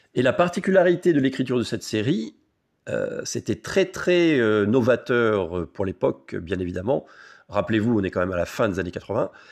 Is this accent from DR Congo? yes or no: no; France; chez nous, en France